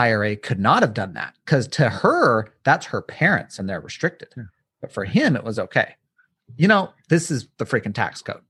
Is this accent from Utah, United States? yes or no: yes; Utah, United States; Little dig. I'm from Utah, so.